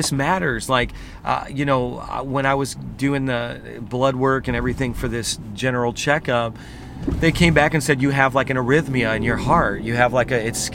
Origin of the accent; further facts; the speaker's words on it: Indiana, United States; now in New York City, United States; I'm from Indiana